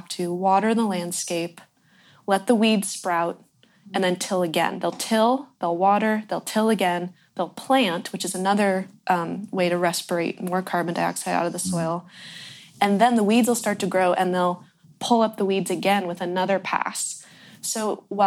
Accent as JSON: {"language": "English", "area": "Ross Valley", "region": "California", "country": "United States", "tie": "born or raised there", "said": "I was born in the Ross Valley, which is the Corte Madera Creek watershed"}